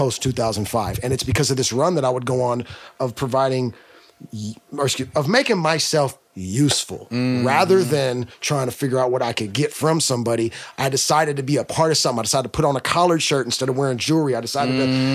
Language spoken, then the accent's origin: English; the Bay Area, California, United States; we're from the Bay